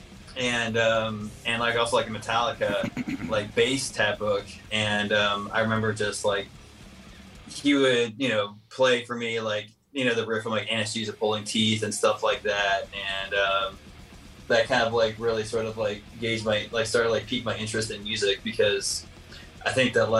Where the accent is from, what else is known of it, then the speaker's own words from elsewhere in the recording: San Jose, California, United States; now in San Francisco, United States; I'm originally from San Jose.